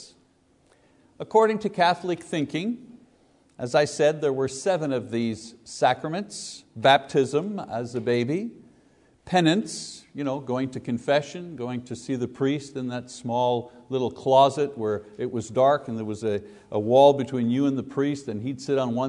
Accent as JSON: {"language": "English", "town": "Windsor", "region": "Ontario", "country": "Canada", "tie": "born or raised there", "also_born_or_lived": "Quebec", "said": "When I was 9 years old, growing up in Windsor, Ontario"}